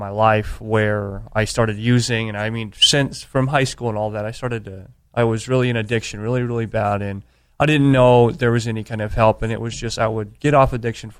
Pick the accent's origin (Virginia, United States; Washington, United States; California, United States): California, United States; San Diego; Yeah, I grew up here in San Diego.